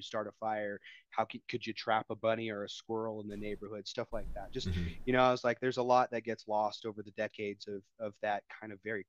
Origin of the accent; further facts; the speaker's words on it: Denver, Colorado, United States; now in Denver, United States; I got a job offer to come out, to move back out to Denver. I'm from Denver originally